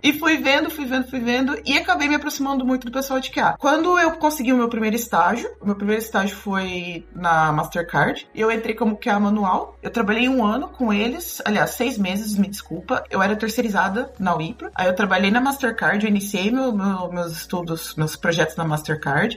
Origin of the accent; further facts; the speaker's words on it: Brazil; moved away as an adult; also born or lived in Blumenau / Curitiba; now in Porto, Portugal; eu saí do Brasil